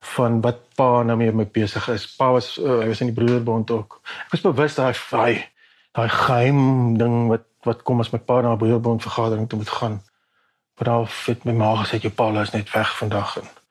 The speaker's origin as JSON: {"language": "Afrikaans", "country": "South Africa", "said": "ek is Afrikaner, jy weet, dis dis wie ek is"}